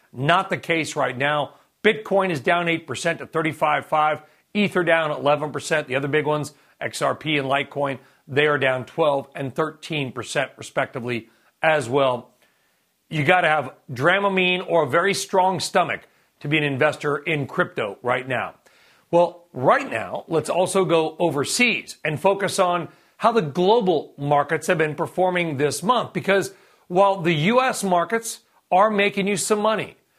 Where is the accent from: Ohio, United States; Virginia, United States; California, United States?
Virginia, United States; Winchester; my hometown of Winchester, Virginia